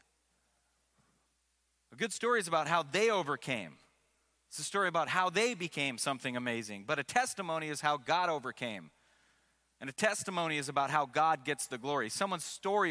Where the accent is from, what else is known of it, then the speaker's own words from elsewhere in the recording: Seattle, Washington, United States; I grew up in Seattle